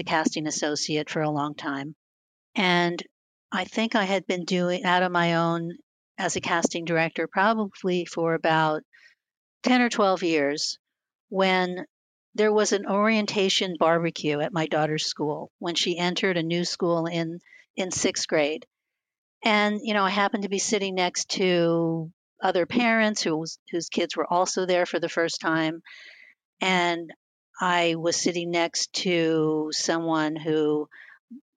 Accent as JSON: {"language": "English", "region": "New Jersey", "country": "United States", "tie": "born or raised there", "also_born_or_lived": "Bay Area", "moved": "yes", "lives_now": "Los Angeles, United States", "said": "I grew up in New Jersey, about 20 minutes outside of New York City"}